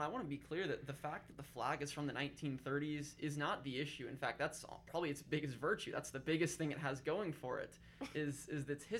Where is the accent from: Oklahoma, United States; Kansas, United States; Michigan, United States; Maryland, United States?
Kansas, United States; now in Nebraska, United States; I'm from Kansas.